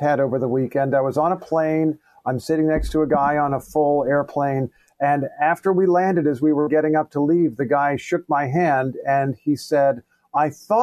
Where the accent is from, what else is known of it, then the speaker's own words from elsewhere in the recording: Indiana, United States; I grew up in Indiana